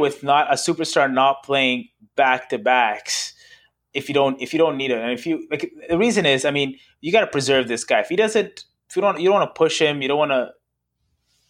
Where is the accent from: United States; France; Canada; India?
Canada; as a Canadian